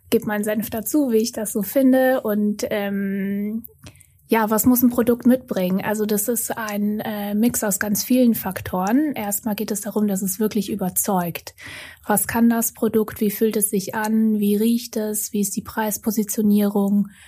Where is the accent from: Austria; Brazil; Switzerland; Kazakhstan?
Austria; moved away as an adult; also born or lived in Vienna / Munich; now in Hamburg, Germany